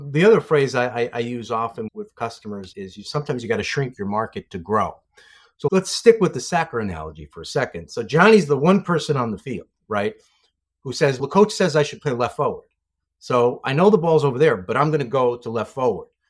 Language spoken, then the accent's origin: English; New York City, New York, United States; moved away as an adult; I'm a New York City guy, grew up, grew up in, uh, a great neighborhood in the Bronx and stayed there for the first twenty-seven years of my life